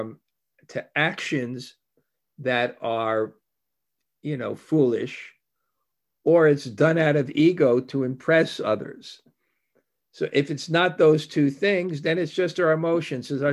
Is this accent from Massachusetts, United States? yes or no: no; New York, United States; I grew up in New York